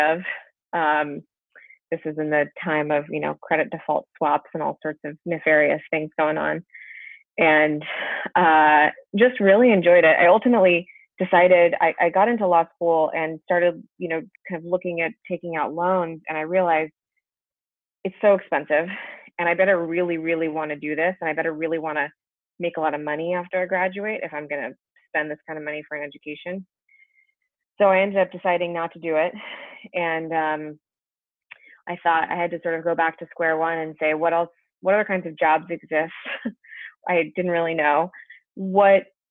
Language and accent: English; Berkeley, California, United States; I grew up in Berkeley, California. Not too far from where I am right now.